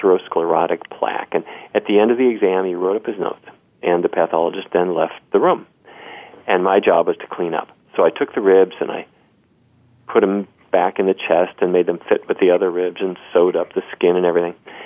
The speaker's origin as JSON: {"language": "English", "town": "Fargo", "region": "North Dakota", "country": "United States", "tie": "born or raised there", "said": "I grew up in Fargo, North Dakota, you know, right down south of Winnipeg."}